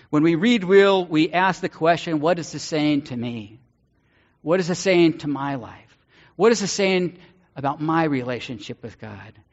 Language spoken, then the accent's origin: English; Ireland; I'm Irish, but that's why I'm a covenanter because of the coffee.